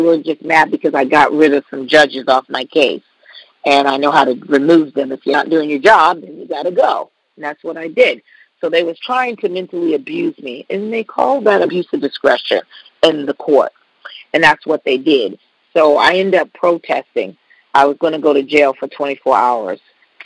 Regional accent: Boston, Massachusetts, United States; moved away as an adult; now in Indiana, United States; I'm from Boston, so I moved to Indiana

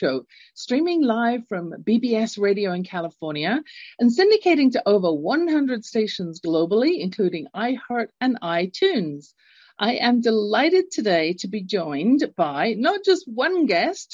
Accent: England, United Kingdom; moved away; I grew up in England. You can tell from my accent. I'm not born in the States, in the US, in Canada

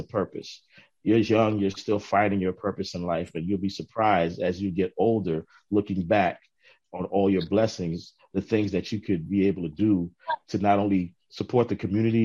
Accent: New York City, New York, United States; also born or lived in Harlem, New York / Brooklyn, New York; I grew up in Queens, and in my teenage years, I was very, very introverted.

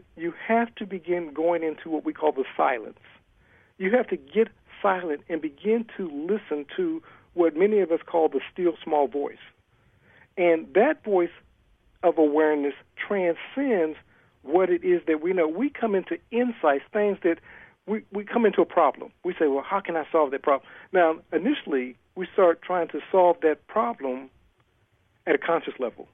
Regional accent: Ohio, United States; moved away as an adult; also born or lived in California; now in Atlanta, United States; I'm originally from Ohio.

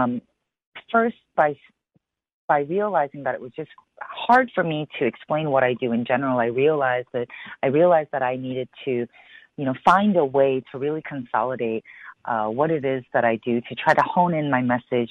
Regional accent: Chicago, Illinois, United States; I was born and raised in Chicago

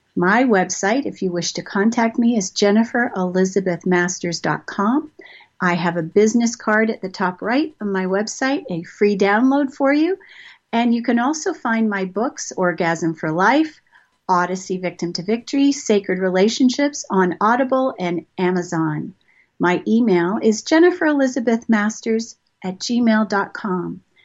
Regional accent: Toronto, Ontario, Canada; moved away as an adult; also born or lived in Montreal / Maryland / England / Marietta, Georgia; I've moved around a lot. I grew up in Toronto.

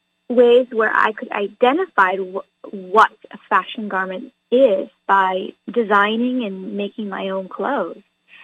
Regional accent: New Hampshire, United States; moved away as an adult; now in California, United States; I am actually originally from New Hampshire, and I lived in New Hampshire for many, many years, but I moved to California when I was around 18 when I went to college.

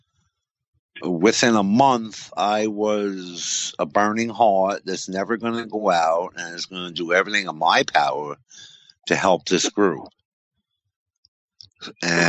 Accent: Coxsackie, New York, United States; in Coosawhi, New York, my hometown.

